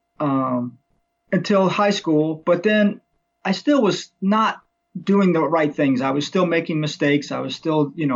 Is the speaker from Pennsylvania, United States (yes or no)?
no; Missouri, United States; I grew up in Missouri